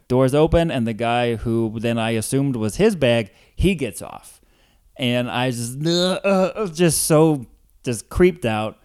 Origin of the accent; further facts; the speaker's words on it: Columbia, Missouri, United States; also born or lived in Ferguson, Missouri / Saint Louis, Missouri; now in Chicago, United States; grew up in Columbia, where Mizzou is